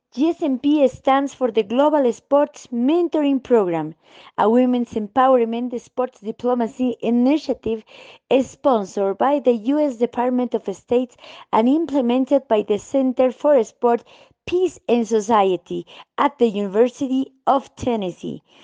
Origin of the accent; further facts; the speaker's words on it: Bolivia; from Bolivia, a sports journalist